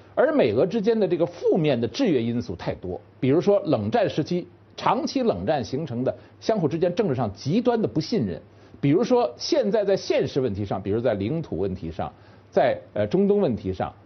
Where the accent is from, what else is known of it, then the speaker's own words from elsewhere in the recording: China; 我们中国人